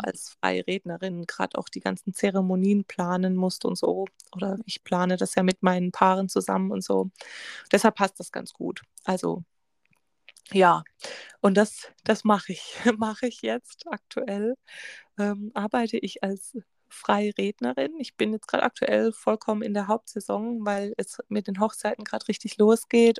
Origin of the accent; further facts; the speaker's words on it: Germany; bei uns in Deutschland